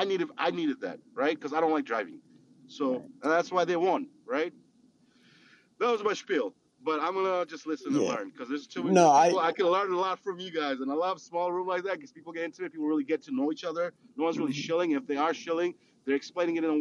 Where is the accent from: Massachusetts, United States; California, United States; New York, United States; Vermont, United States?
California, United States; Los Angeles; I grew up in Hollywood